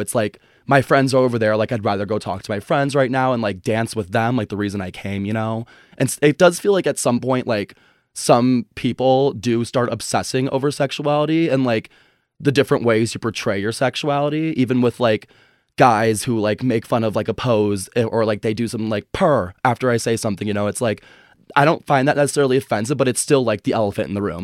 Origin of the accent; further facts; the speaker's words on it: a suburb outside of Chicago, Illinois, United States; moved away as an adult; also born or lived in Boulder, Colorado; I grew up in a suburb outside of Chicago